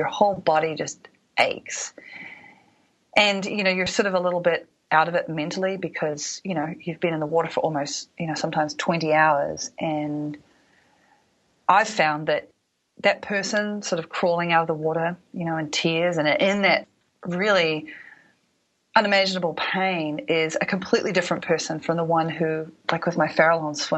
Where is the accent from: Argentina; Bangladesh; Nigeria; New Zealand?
New Zealand; all the years that I was a ballerina growing up in New Zealand